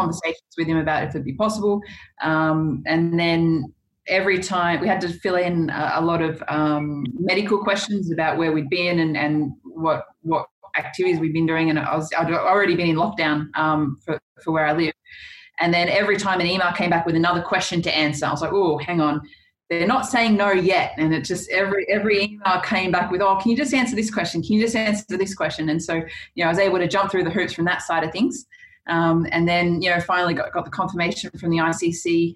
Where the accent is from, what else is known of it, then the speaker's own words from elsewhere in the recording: Goulburn, New South Wales, Australia; I grew up in Goulburn, which is sort of halfway between Sydney and Canberra